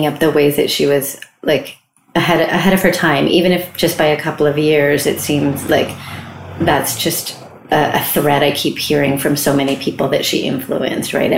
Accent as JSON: {"language": "English", "area": "San Francisco Bay Area", "region": "California", "country": "United States", "said": "I'm from the Bay Area also"}